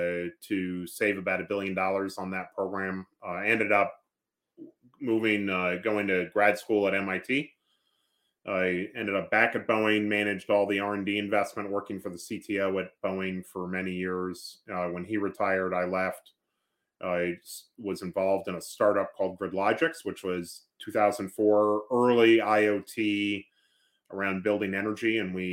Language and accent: English; New York, United States; moved away as an adult; now in St. Louis, United States; Yeah, so I grew up in New York area.